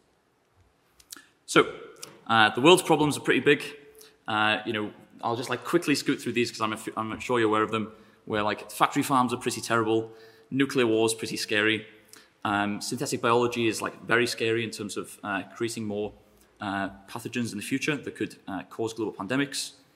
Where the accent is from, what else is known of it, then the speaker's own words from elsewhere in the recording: North Wales, United Kingdom; moved away; also born or lived in Durham / Cambridge; I am from North Wales.